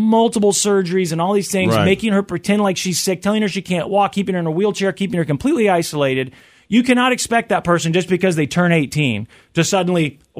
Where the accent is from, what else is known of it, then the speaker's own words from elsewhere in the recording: Kansas City, Missouri, United States; in Kansas City, because we got big things happening in my hometown.